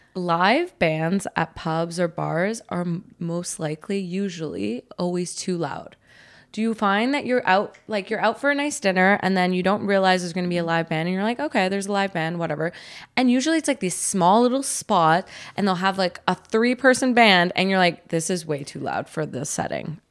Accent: Canada; we're Canadian

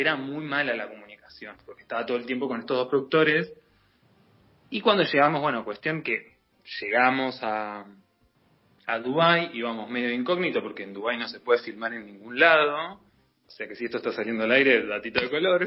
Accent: Argentina; como buen argentino

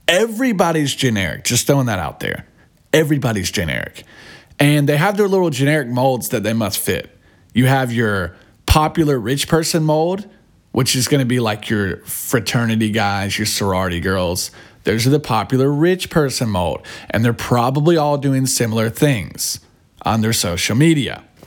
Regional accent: United States; We're from America

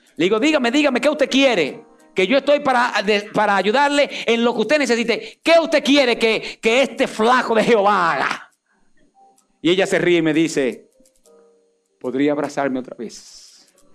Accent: Dominican Republic; Y a mí, dominicano

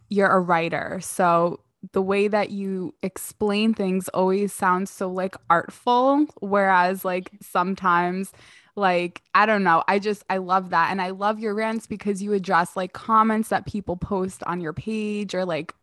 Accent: New York City, New York, United States; I grew up in New York, I grew up in Queens

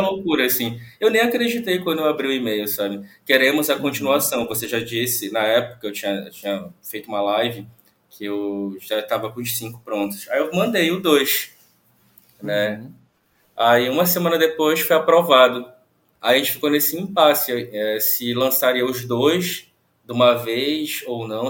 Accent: Santarém, Pará, Brazil; eu sou de Santarém, no interior do Pará.

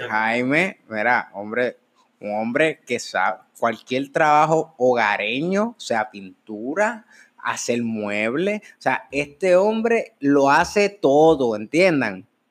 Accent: Puerto Rico; yo no soy francés, yo soy puertorriqueño y hablo español

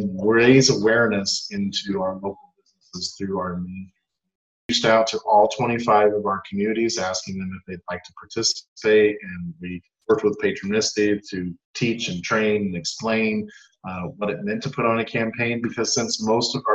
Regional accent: Indiana, United States; now in Oakland County, Michigan, United States; in South Bend, Indiana, my home state.

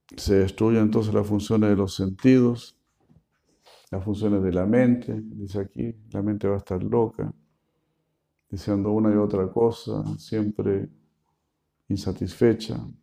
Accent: Argentina; como buenos argentinos que somos

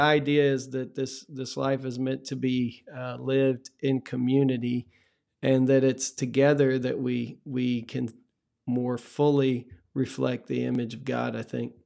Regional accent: Texas, United States; growing up in Texas

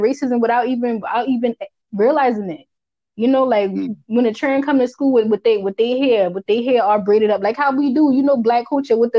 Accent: United States; accent: Geechee; first language Geechee; my language, my first language

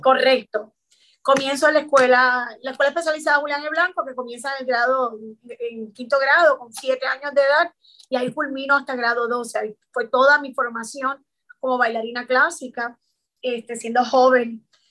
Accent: San Juan, Puerto Rico; soy nacida y criada en San Juanca, es San Justo, 53

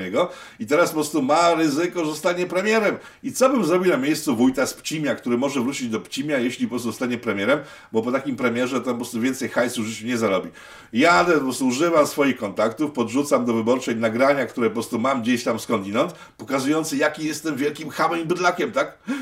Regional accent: Łódź, Łódź Voivodeship, Poland; ja z Łodzi

